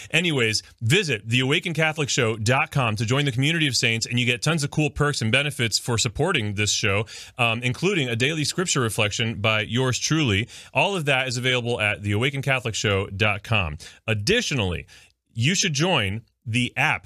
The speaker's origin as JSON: {"language": "English", "region": "South Florida", "country": "United States", "said": "I'm from South Florida."}